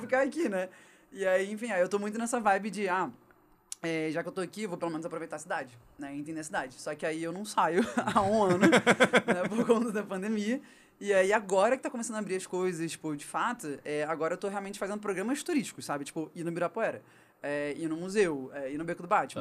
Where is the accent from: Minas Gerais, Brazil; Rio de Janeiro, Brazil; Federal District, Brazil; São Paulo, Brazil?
Rio de Janeiro, Brazil; also born or lived in Romania / Colombia; eu sou carioca da Gema Real, sempre morei no Rio, amo minha cidade